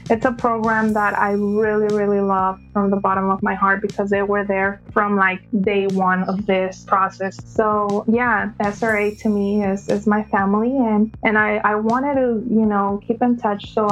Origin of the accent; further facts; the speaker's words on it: California, United States; also born or lived in Mexico; Like you said … I am from California, born in Mexico